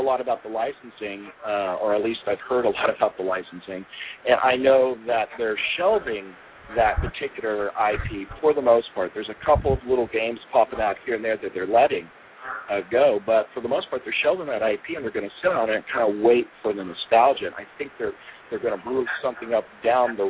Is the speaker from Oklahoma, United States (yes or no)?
yes; Oklahoma, United States; moved away as an adult; also born or lived in Muskogee, Oklahoma / Owasso, Oklahoma / Texas; now in Mesa, United States; I grew up in Oklahoma for the most part. Started off in Muskogee, Oklahoma